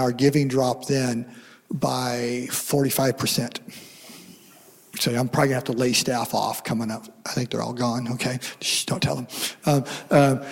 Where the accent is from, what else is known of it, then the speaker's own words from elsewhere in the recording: Seattle, Washington, United States; I'm from Washington State, Seattle.